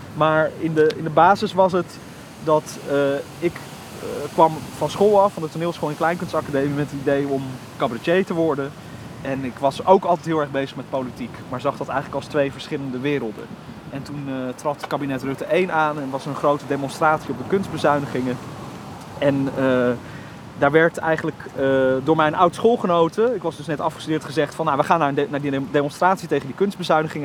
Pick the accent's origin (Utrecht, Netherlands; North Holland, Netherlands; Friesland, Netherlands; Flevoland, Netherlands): Flevoland, Netherlands; Almere; also born or lived in Dordrecht; Als ik in Almere Haven ben, heb ik niet het gevoel dat, eh, dat de stad is gegroeid. Snap je dan? Het voelt, eh, voelt heel rustig nog steeds. En als het thuis waar ik ben opgegroeid.